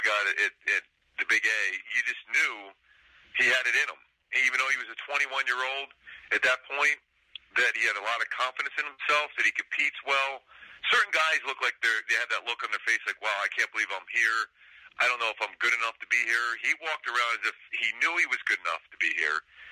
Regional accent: Philadelphia, Pennsylvania, United States; now in San Fernando Valley, United States; growing up in Philly, I was a big Harry Callis fan

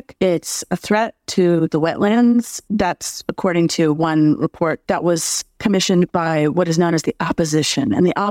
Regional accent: West Palm Beach, Florida, United States; I was born in West Palm Beach

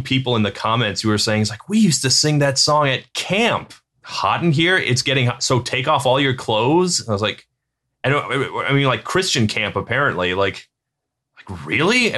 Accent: Virginia Beach, Virginia, United States; I grew up in Virginia Beach

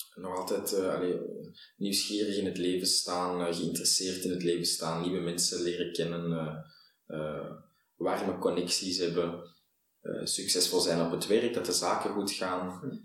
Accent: Antwerp, Flanders, Belgium; ik ben een Antwerpenaar

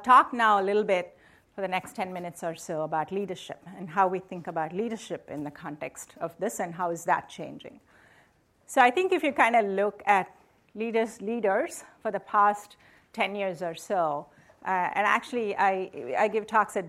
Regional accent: India; now in United States; So I grew up in India. So I belong to a community of Americans from India, right? So I've lived here a long time, but and I went to IIT in India

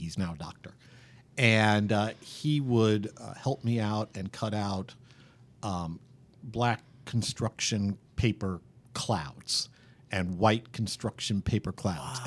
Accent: around the New York City area, United States; And I grew up just around the New York City area

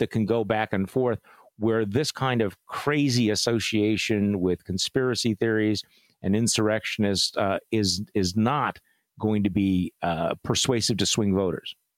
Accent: Wisconsin, United States; my home state of Wisconsin

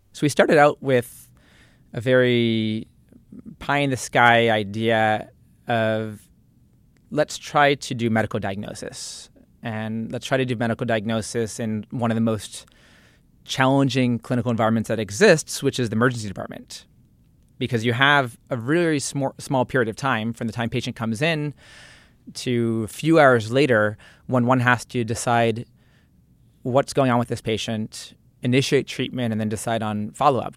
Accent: Piscataway, New Jersey, United States; I grew up in New Jersey, in Piscataway, central

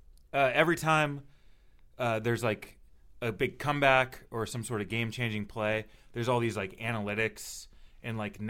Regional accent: Riverside, California, United States; I'm from Riverside.

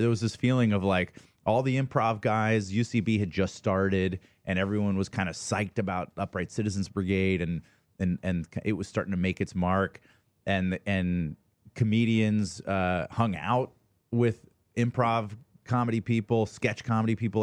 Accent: Atlanta, Georgia, United States; moved away as an adult; also born or lived in Ohio; I grew up in Atlanta, Georgia

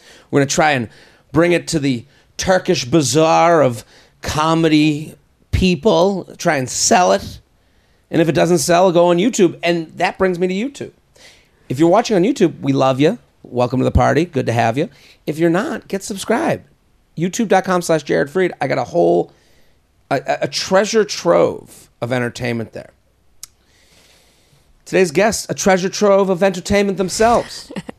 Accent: Needham, Massachusetts, United States; moved away; I'm from Boston. are outside of Boston from a town called Needham

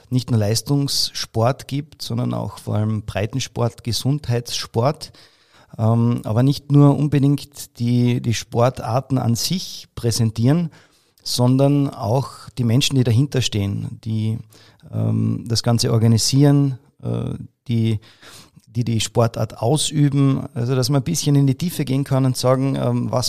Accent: Carinthia, Austria; Jetzt kann man sich das vielleicht so vorstellen als Kärntner.

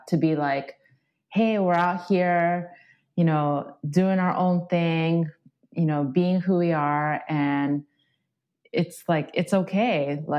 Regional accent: Japan; also born or lived in Australia; So basically I grew up in Japan and Australia, as you mentioned, and there's very little LGBTQ representation there. I mean, gay marriage is not legal back home in Japan.

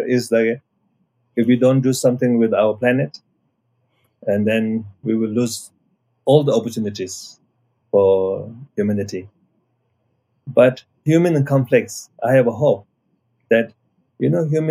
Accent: Nepal; I'm coming from Nepal side

